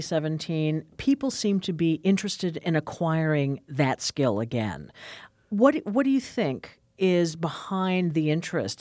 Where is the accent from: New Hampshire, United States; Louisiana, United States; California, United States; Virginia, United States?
New Hampshire, United States; now in Wisconsin, United States; I grew up in New Hampshire